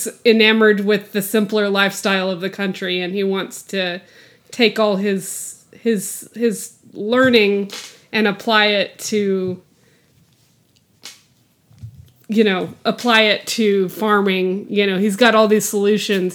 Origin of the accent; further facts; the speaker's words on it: West Texas, United States; the environment that I grew up in West Texas